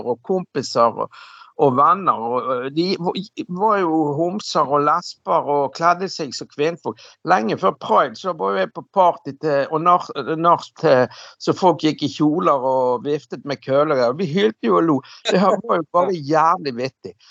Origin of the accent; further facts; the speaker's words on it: Bergen, Vestland, Norway; jeg vokste opp hjemme på Laksevåg i gamle dager